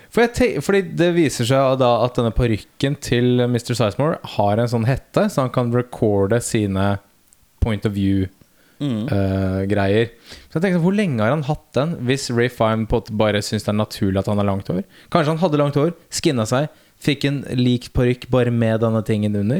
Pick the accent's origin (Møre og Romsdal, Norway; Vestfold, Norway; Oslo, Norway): Oslo, Norway; Nordstrand; Vi er fra Nordstrand